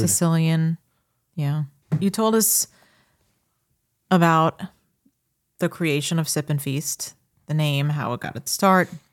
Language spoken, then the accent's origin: English; Long Island, New York, United States; I am from Long Island, born and raised